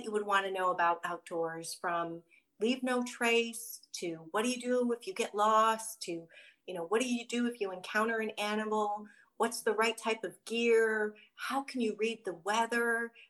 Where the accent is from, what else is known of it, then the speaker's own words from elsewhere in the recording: Midwest, United States; again, growing up in the Midwest and not being familiar with trails or really even doing too much outdoorsy activities, I was a city girl